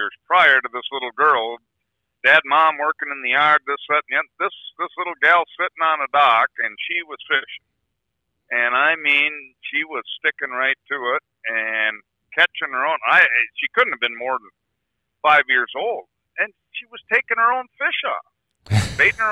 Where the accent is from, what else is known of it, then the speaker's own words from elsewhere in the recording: Hayward, Wisconsin, United States; also born or lived in Chicago, Illinois; I was born in Chicago, but 6 months old, my folks decided to buy a resort in Hayward, Wisconsin on the Spider Lake chain of lakes here. And they owned that and ran it for 11 years.